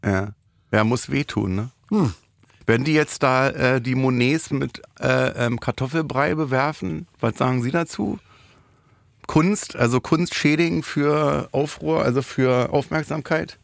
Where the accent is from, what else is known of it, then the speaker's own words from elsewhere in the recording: Berlin, Germany; bin ich aus dem Wedding damals